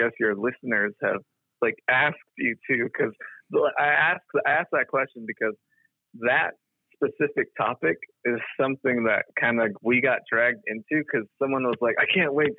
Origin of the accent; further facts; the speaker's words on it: Chinle, Arizona, United States; I'm from Chinle, Arizona, baby